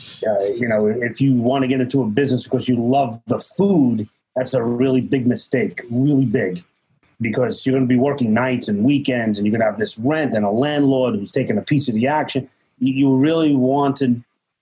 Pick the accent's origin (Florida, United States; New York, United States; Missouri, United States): New York, United States; New York City; from Brooklyn